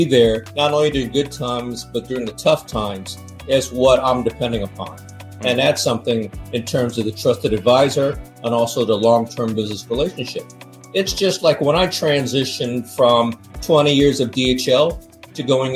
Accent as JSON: {"language": "English", "country": "United States", "tie": "born or raised there", "moved": "as an adult", "lives_now": "Hong Kong", "said": "being an American-born Chinese"}